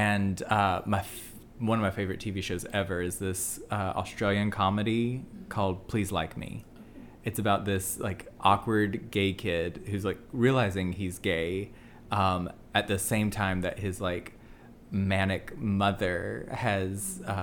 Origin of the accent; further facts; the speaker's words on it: the South, United States; also born or lived in Birmingham, Alabama / Pittsburgh, Pennsylvania; we're both gay from the South